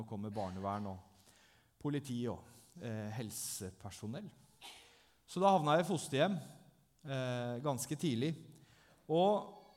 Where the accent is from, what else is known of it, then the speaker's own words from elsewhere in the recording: Langesund, Telemark, Norway; Jeg er fra Langesund, jeg er 39 år.